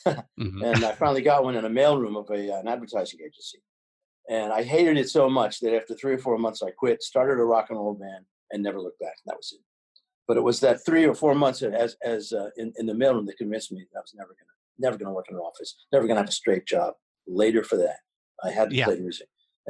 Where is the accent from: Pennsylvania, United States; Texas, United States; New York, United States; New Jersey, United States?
New York, United States; New York City; born there; No. I was born in New York City. My family moved to the suburbs, and then I moved back to New York as soon as I could, back to the city.